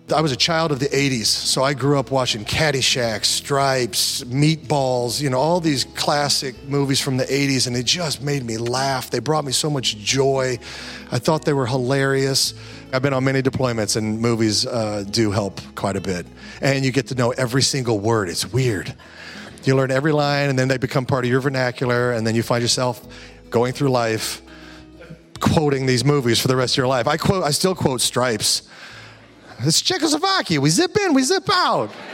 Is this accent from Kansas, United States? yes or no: yes; Kansas, United States; I was raised in Kansas. You know, traditional type Midwest guy